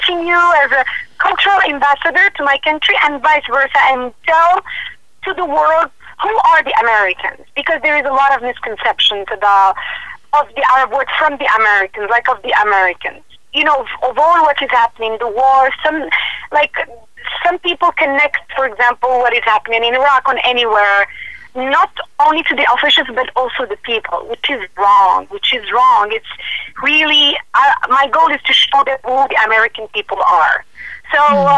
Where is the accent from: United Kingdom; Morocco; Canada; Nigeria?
Morocco; also born or lived in United States; between my home country and the United States, and also live in Morocco